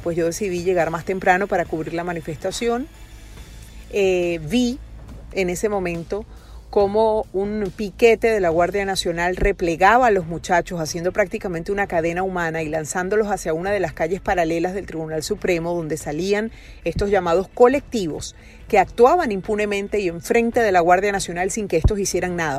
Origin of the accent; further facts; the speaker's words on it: Venezuela; mi país